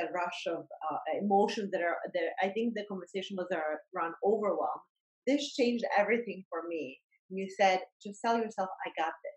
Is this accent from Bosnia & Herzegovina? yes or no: yes; Bosnia & Herzegovina; moved away; I grew up during the war, in Bosnian War